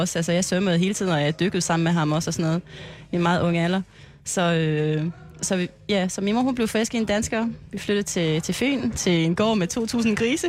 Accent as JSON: {"language": "Danish", "country": "French Polynesia", "also_born_or_lived": "Aarhus, Denmark", "moved": "as an adult", "lives_now": "Klitmøller, Denmark", "said": "jeg kommer fra Tahiti"}